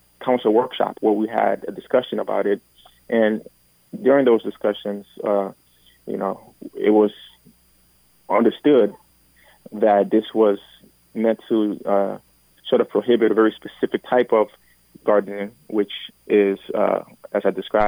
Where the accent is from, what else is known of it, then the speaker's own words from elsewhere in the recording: Minneapolis, Minnesota, United States; also born or lived in Liberia / St. Francis, Minnesota; I grew up mostly in North Minneapolis